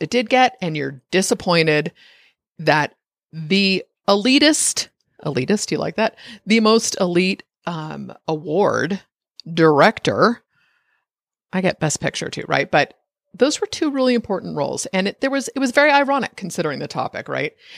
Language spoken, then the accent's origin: English; United States; I'm an American